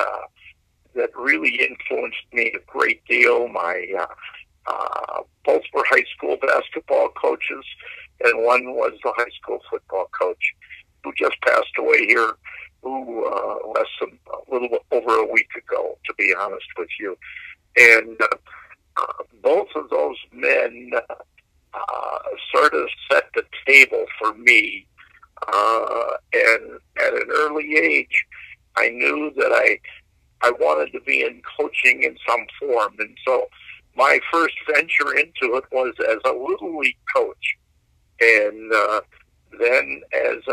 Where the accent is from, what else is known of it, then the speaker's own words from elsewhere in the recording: Galena, Illinois, United States; moved away as an adult; now in Cuba City, United States; growing up in Galena